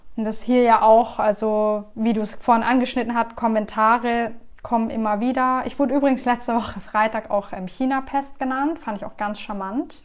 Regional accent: Germany; ich bin hier geboren

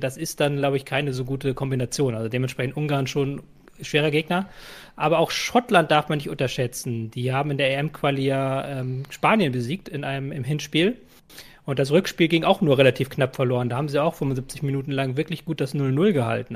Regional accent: Germany; als Deutscher

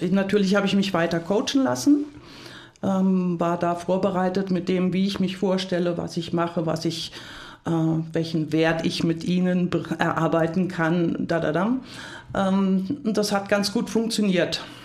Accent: Hunsrück, Rhineland-Palatinate, Germany; moved away; also born or lived in United States; Ich komme aus dem Hunsrück. das ist eine harte Gegend, ein hartes Klima. Und ich bin in einem sehr kompetitiven Umfeld mit drei Brüdern aufgewachsen.

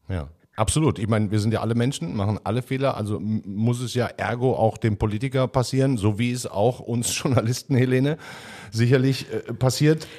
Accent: Duisburg, North Rhine-Westphalia, Germany; in meiner Heimatstadt Duisburg

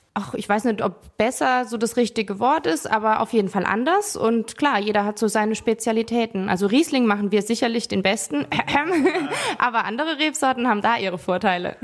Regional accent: Rhineland-Palatinate, Germany; hier bei uns in der Pfalz

